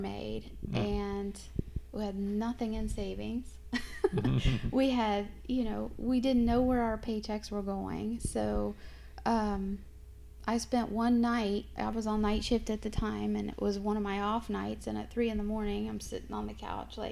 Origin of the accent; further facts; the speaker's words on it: Aurora, Indiana, United States; moved away as an adult; also born or lived in Japan / San Diego; I'm from Aurora, Indiana, just across the river. So that's where I grew up